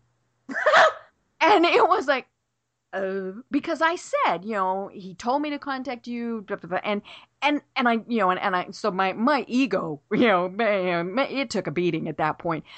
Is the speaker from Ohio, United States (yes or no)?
no; Colorado, United States; I'm from Colorado